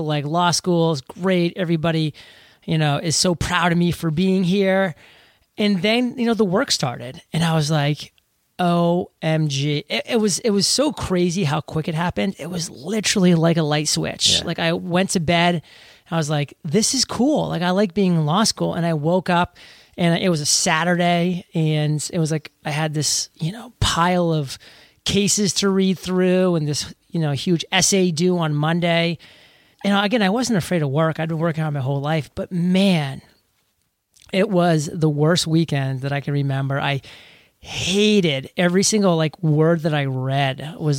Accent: New England, United States; You know, I'm from New England.

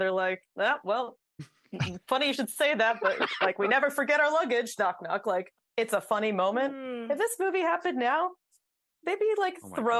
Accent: New Jersey, United States; I grew up in Jersey, and New York was right there, but far enough away that I could not access it myself.

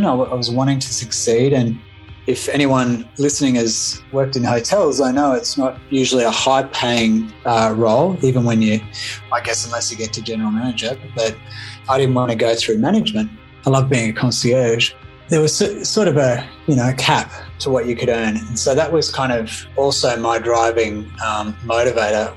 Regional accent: Melbourne, Victoria, Australia; moved away as an adult; also born or lived in Sydney / Brisbane; my hometown in Melbourne, Australia.

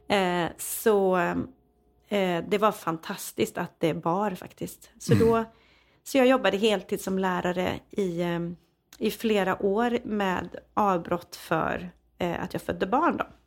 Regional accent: Falköping, Västra Götaland, Sweden; jag växte upp i Falköping, på, mitt på Slätta. Ja. Eh, så jag är en redig Falköpingstös

